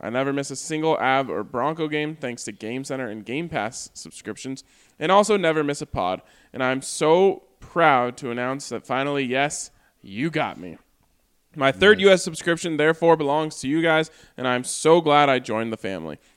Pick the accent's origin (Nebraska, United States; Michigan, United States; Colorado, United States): Colorado, United States; Arvada; also born or lived in Cleveland, Ohio; I was born outside Cleveland, so my extended family on my dad's side are all Browns fans. I grew up in Arvada